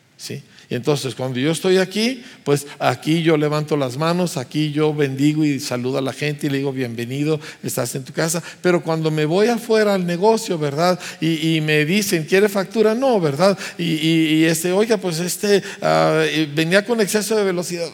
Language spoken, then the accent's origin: Spanish; Mexico; éramos un grupo de puros pastores mexicanos